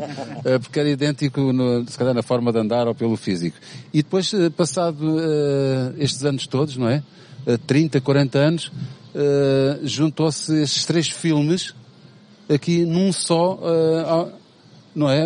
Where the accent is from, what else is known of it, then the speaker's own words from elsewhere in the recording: Amadora, Lisbon, Portugal; nasci e, e, cresci na Damaia